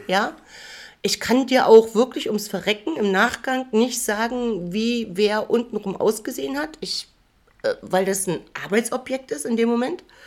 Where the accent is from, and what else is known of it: Mecklenburg-Vorpommern, Germany; born or raised there; now in Jena, Germany